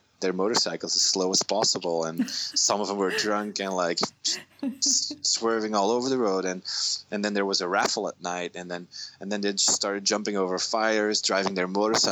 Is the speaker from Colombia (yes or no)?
no; Belgium; moved away as an adult; also born or lived in San Diego; from Belgium